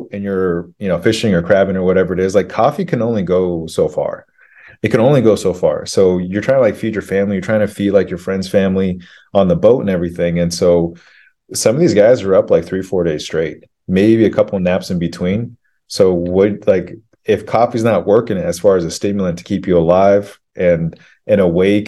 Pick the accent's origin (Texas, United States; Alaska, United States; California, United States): Alaska, United States; Kodiak; moved away as an adult; also born or lived in Anchorage, Alaska; where I grew up on Kodiak